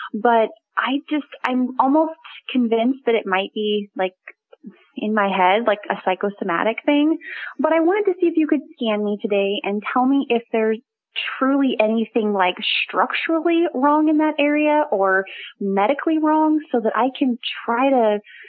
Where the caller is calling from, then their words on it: Long Beach, California, United States; I'm calling from Long Beach, California.